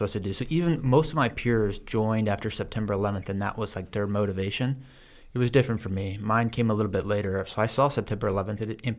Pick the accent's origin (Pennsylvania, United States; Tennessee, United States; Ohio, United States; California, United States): Ohio, United States; Cincinnati; also born or lived in Missouri / Kansas; I grew up across the Midwest. My dad was just an insurance salesman, worked his way up. So we moved between Missouri, Kansas, Ohio. I ended up going to high school and college at the University of Cincinnati, high school in Cincinnati too.